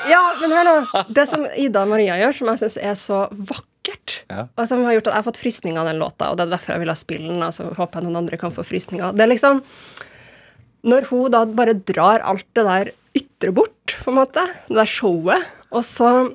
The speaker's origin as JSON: {"language": "Norwegian", "town": "Trondheim", "region": "Trøndelag", "country": "Norway", "tie": "born or raised there", "also_born_or_lived": "Berkåk, Rennebu / Bodø", "said": "jeg er jo mest fra Trondheim, men jeg bruker å si jeg er fra Trondheim og Bodø. Og at jeg er trønder og nordlending."}